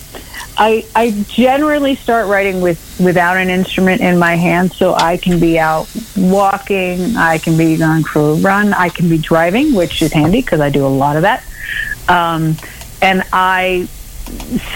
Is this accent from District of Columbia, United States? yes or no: no; Maryland, United States; moved away as an adult; also born or lived in Washington, D.C. / New York City / North Carolina; now in Texas, United States; we emigrated to Maryland when I was about three. And I grew up just over the D.C. line, and then spent, you know, a big chunk of my life in Maryland